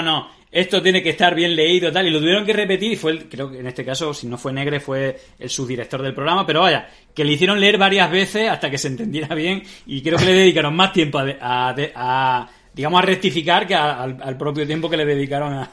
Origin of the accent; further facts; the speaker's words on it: Extremadura, Spain; en Extremadura somos un poco burros.